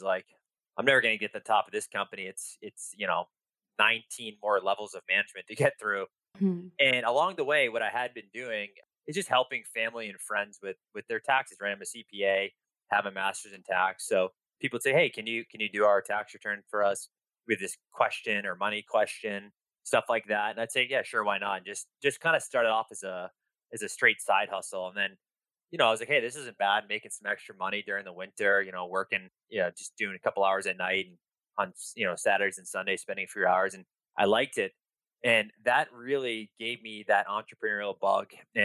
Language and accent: English; Boston, Massachusetts, United States; So I'm an East Coast boy. So born and raised in Boston, Mass